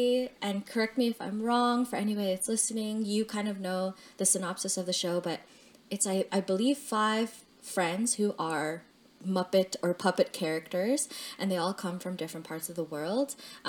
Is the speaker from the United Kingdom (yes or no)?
no; Philippines; I knew I was Filipino because, well, I knew I came from the Philippines because my parents came from the Philippines.